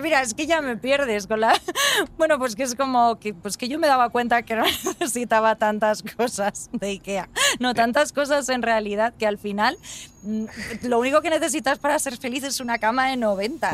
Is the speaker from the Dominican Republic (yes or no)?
no; Alfafar, Valencian Community, Spain; now in Madrid, Spain; Yo me crié en Valencia, aunque nací en Madrid y mis padres son madrileños.